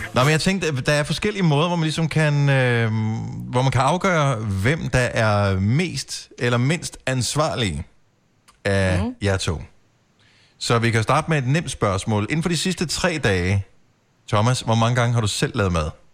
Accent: Denmark; som dansker

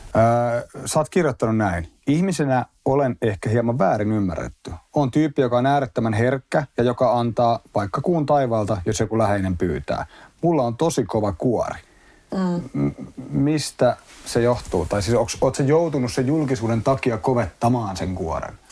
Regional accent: Espoo, Uusimaa, Finland; mä oon asunut lähiössä Espoon puolella niin kuin lapsuuden mm. tuossa Tapiolassa

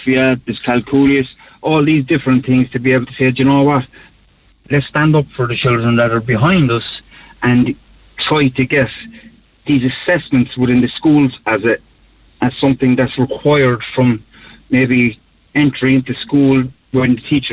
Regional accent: Cork, Munster, Ireland; I grew up in Knocknaheeny in the north side of the city

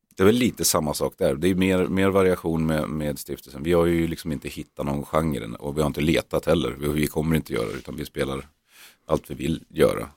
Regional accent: Norrland, Sweden; vi är norrlänningar

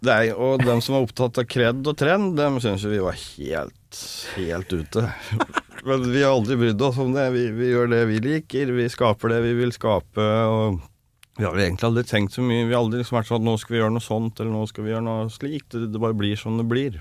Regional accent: Toten, Innlandet, Norway; accent: Toten dialect; also born or lived in Trondheim / Germany / France / New York; now in Stockholm, Sweden; Jeg er født i Trondheim, vokste opp på Toten.

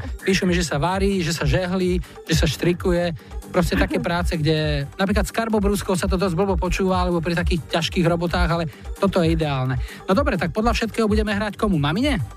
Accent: Višňové, Žilina Region, Slovakia; Ja som z Višňového.

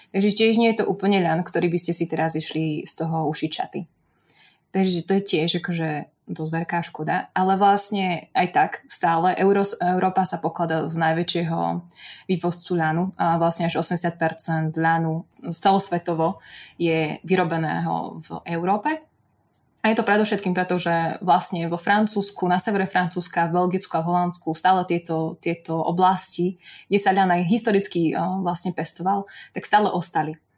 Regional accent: central Slovakia, Slovakia; ale ako som spomínala, ja som zo stredného Slovenska

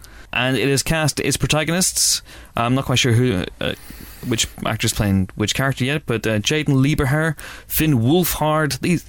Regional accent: Northern Ireland, United Kingdom; accent: Northern Irish; in case my Northern Irish accent's too strong.

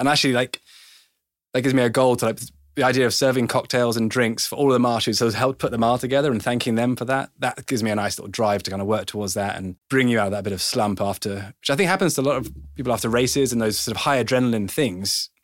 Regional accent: England, United Kingdom; I was born in English

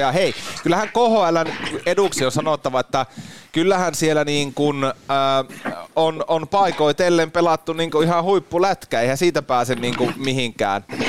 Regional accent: Rovaniemi, Lapland, Finland; meikähän on syntynyt Rollossa

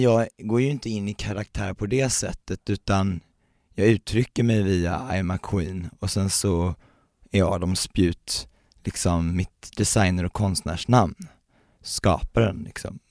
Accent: Värnamo, Jönköping County, Sweden; also born or lived in Uppsala; now in Stockholm, Sweden; jag kommer från, eh, Värnamo, en liten

